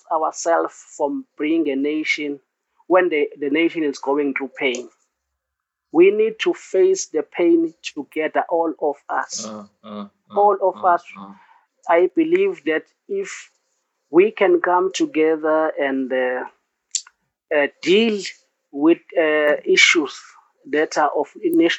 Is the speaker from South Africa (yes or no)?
yes; South Africa